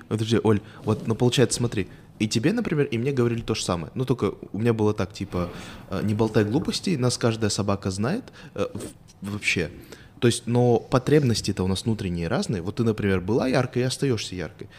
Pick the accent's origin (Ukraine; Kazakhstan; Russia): Kazakhstan